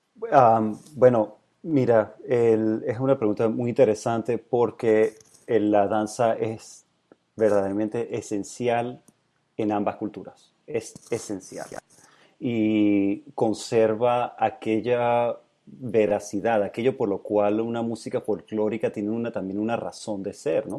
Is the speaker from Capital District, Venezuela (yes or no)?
no; Mérida, Venezuela; moved away; also born or lived in San Francisco, United States; Crecí en Mérida, sí. Eso está en los Andes